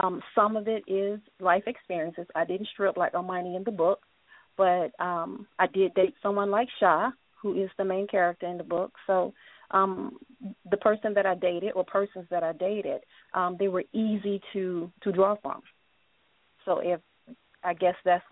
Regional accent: Decatur, Georgia, United States; I'm from Atlanta. I'm from Decatur

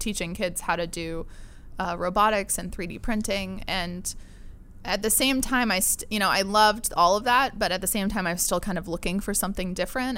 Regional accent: La Mesa, California, United States; also born or lived in Pennsylvania / Barcelona / Mexico; I grew up in La Mesa

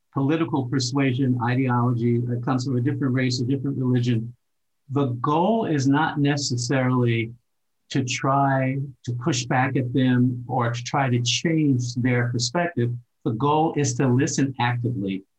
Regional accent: Cincinnati, Ohio, United States; moved away as an adult; also born or lived in Germany; where I grew up in Cincinnati, we very early, when I was 3 years old, we moved to a predominantly Jewish neighborhood

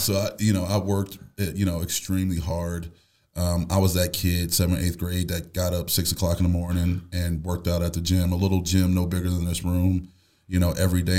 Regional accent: Buffalo, New York, United States; moved away as an adult; I'm from Buffalo, New York.

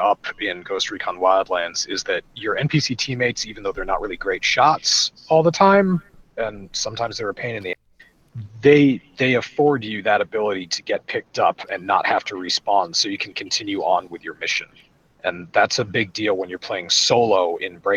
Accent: New England, United States; I'm from New England

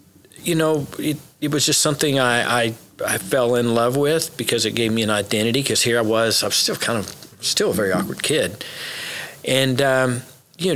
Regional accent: Oklahoma, United States; also born or lived in Memphis, Tennessee; I was raised in Oklahoma

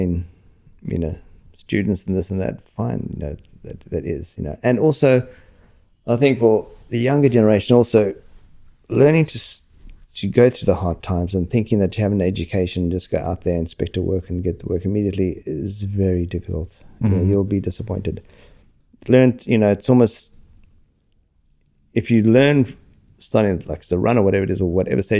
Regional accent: Australia; also born or lived in London; coming from Australia, working over there

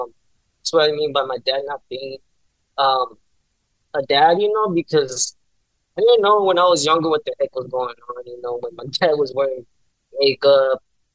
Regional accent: San Bernardino, California, United States; also born or lived in Anaheim; Born and raised in San Bernardino, man, all my life

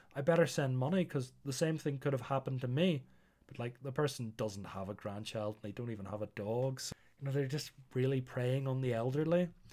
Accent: Northern Ireland, United Kingdom; I'm Northern Irish

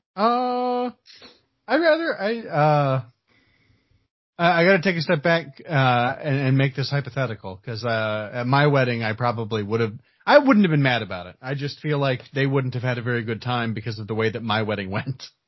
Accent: Earl Park, Indiana, United States; growing up in Earl Park, uh, town of like 200 people

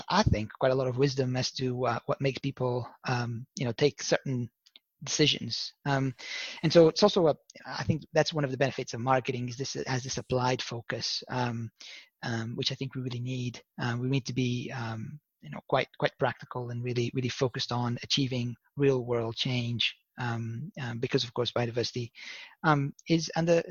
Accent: Lisbon, Portugal; I was born in Lisbon, Portugal

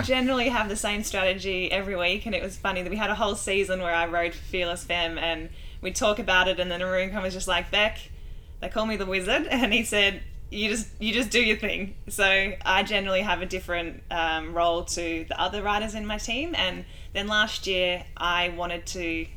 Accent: Australia; I'm Australian

